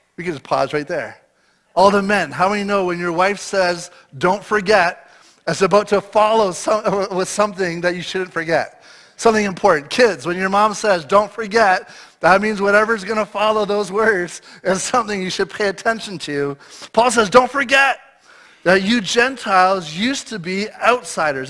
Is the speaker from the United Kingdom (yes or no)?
no; Eastern Ontario, Canada; moved away as an adult; now in British Columbia, Canada; I grew up my whole life in Eastern Ontario